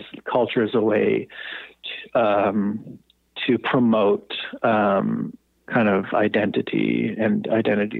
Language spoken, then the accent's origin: English; Toronto, Ontario, Canada; now in Montreal, Canada; I actually grew up in Toronto, so I'm quite familiar with the city. I grew up in the Annex area.